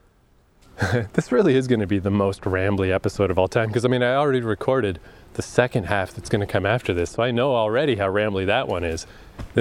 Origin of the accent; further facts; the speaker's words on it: Fredericton, New Brunswick, Canada; moved away; being trapped here for so many years in my hometown. I know the fuck out of this place. Odell Park in Fredericton.